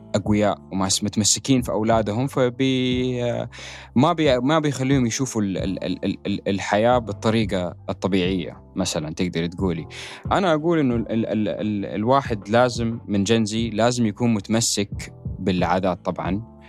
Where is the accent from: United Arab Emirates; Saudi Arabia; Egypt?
Saudi Arabia; Jeddah, Makkah Province; جده البلده اللي انا تربيت يعني المنطقه اللي انا تربيت فيها في السعوديه جده